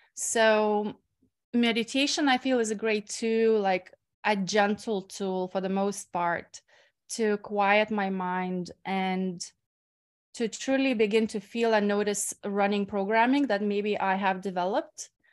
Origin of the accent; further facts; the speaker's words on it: Lithuania; moved away as an adult; also born or lived in Ireland / Bali; I'm usually in my hometown in Lithuania